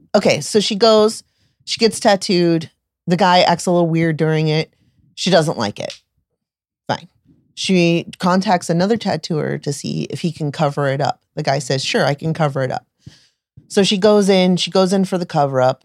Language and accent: English; Tampa Bay area, Florida, United States; I'm from the Tampa Bay area